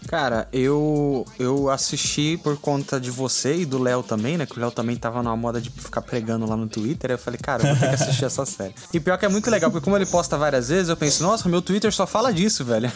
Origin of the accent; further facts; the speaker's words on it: Brazil; como brasileiro